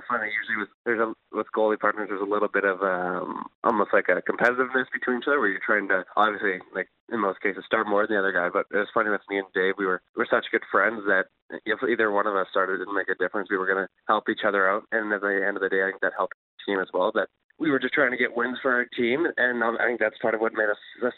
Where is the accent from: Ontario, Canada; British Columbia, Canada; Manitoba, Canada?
Manitoba, Canada; Souris; I was growing up in Souris playing minor hockey there